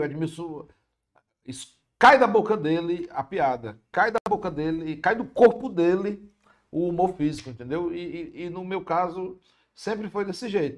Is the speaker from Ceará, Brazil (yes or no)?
yes; Fortaleza, Ceará, Brazil; accent: cearense; Eu nasci onde atualmente é o App Vida da Antônio Padre Antônio Tomás